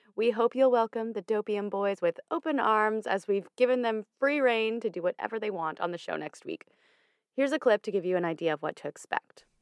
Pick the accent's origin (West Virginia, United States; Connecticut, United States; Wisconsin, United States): Connecticut, United States; my home state of Connecticut